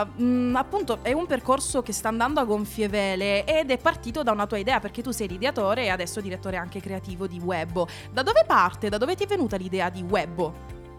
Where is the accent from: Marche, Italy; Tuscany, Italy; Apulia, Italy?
Apulia, Italy; Lecce; now in Milan, Italy; io sono leccese come Alessandra Morose Bundabash